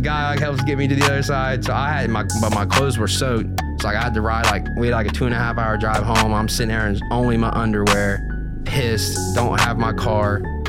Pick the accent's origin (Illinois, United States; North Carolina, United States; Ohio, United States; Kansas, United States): Ohio, United States; Ironton; Ironton, Ohio.